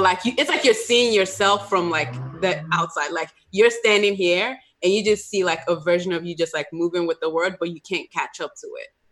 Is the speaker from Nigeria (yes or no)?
yes; Nigeria; as a Nigerian, we don't talk about mental health at all